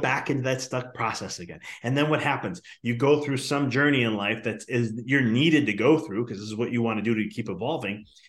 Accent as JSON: {"language": "English", "town": "Chicago", "region": "Illinois", "country": "United States", "said": "I'm from Chicago too"}